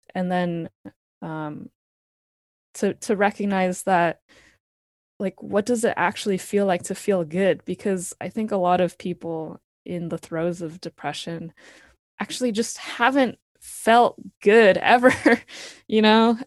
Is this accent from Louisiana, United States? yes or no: no; Palo Alto, California, United States; I grew up in Palo Alto, California, uh, right next to Stanford